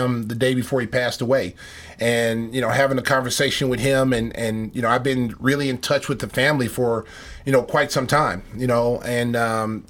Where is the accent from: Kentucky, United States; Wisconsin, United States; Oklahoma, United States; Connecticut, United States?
Oklahoma, United States; growing up in Oklahoma